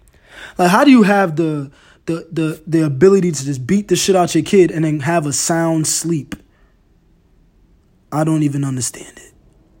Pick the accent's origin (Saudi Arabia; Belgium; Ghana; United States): Ghana; First of all, I'm Ghanaian. I'm African. You feel me? I used to get my ass whooped.